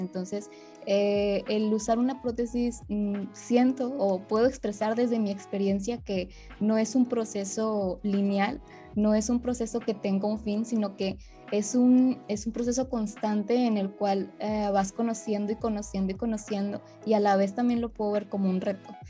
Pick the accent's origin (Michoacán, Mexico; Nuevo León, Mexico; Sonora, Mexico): Nuevo León, Mexico; Monterrey; yo soy de la ciudad de Monterrey, Nuevo León